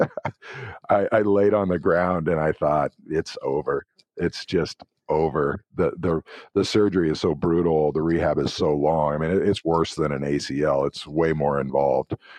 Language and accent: English; Tekamah, Nebraska, United States; I'm from Tacoma, Nebraska, a tiny town